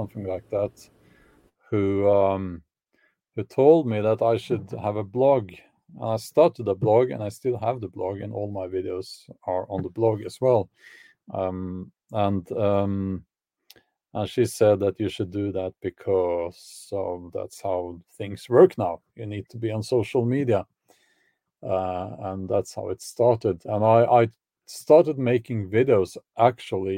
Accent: Oslo, Norway; I grew up actually in Oslo, the capital of Norway, but that was in the suburbs

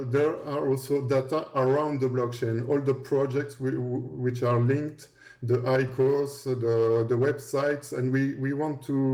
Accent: Belgium; English is a second language; I was working for the government here in Belgium, because we're both from Belgium

